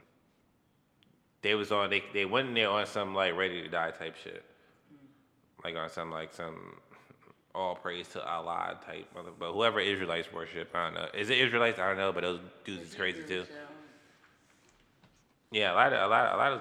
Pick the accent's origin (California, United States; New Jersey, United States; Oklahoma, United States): New Jersey, United States; Jersey City; moved away; That's home. It's a couple blocks away from where I grew up